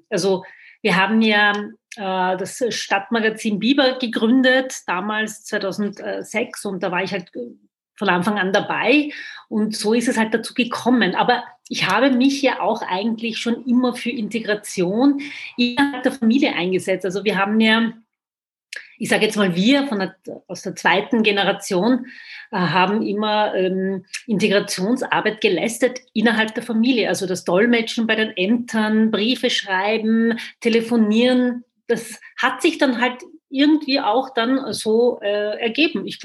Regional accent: Vienna, Austria; ich bin in Wien geboren, aufgewachsen. Ich kenne die Türkei nicht

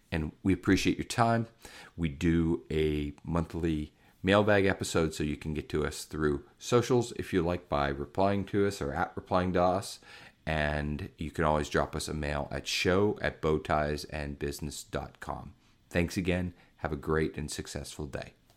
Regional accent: Pittsburgh, Pennsylvania, United States; I grew up in Pittsburgh, Pennsylvania

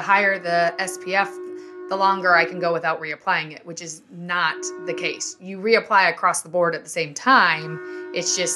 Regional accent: Florida, United States; I'm a Florida girl. Growing up in Florida

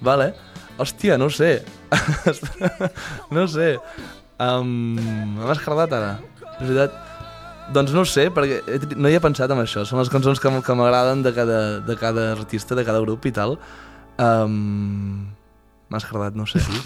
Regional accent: Torelló, Catalonia, Spain; born or raised there

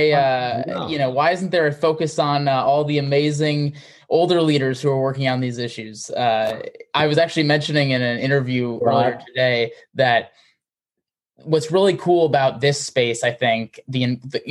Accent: Wisconsin, United States; I grew up in Wisconsin

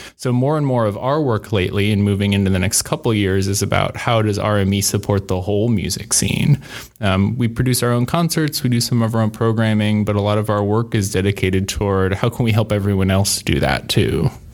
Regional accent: Illinois City, Illinois, United States; also born or lived in Davenport, Iowa; I grew up in the Quad Cities area, out in Illinois City.

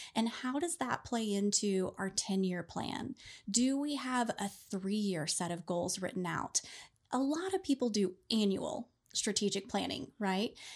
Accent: Oklahoma, United States; I was born and raised in Oklahoma

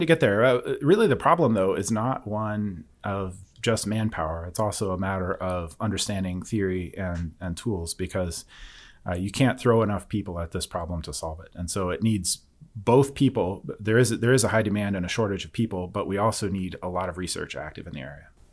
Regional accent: Forney, Texas, United States; I'm from near the Dallas area, a small town called Forney

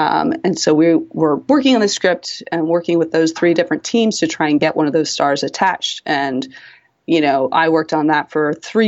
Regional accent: East Coast, United States; now in Seattle, United States; In that, you know, I grew up on the East Coast, so we have four seasons. Seattle, I found out, has two.

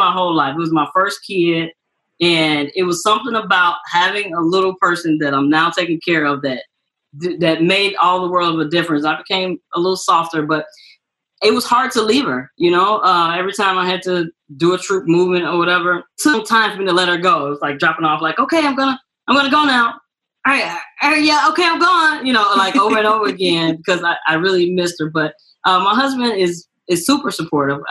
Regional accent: Chicago, Illinois, United States; moved away; I'm from Chicago

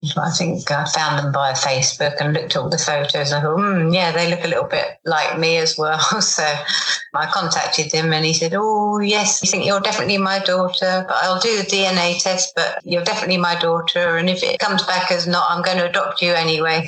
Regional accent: England, United Kingdom; being English

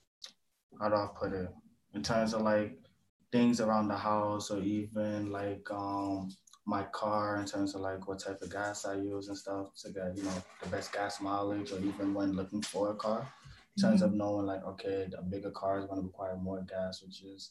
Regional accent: New York City, New York, United States; moved away as an adult; now in Buffalo, United States; originally I'm from Brooklyn, New York. I came to Buffalo because of school

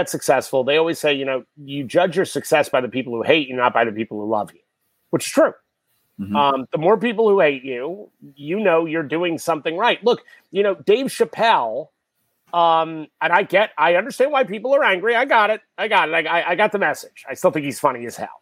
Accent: New York City, New York, United States; I grew up in New York City

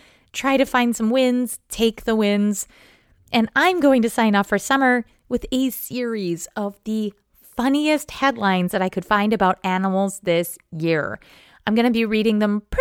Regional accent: Northeast, United States; I'm from the Northeast

